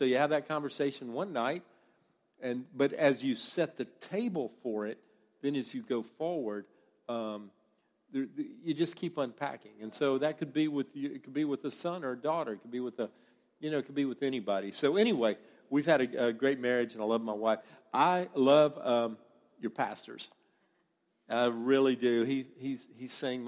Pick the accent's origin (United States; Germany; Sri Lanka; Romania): United States; the American South; accent: American accent from the South; my accent, the American accent from the South.